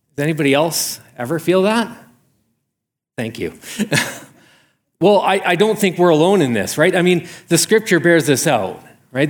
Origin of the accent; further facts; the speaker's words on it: Canada; I'm a Canadian